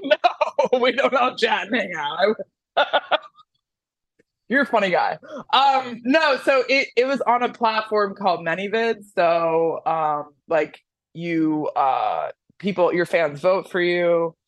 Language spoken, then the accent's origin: English; Miami, Florida, United States; I'm from Miami. Are you really? I was born and raised.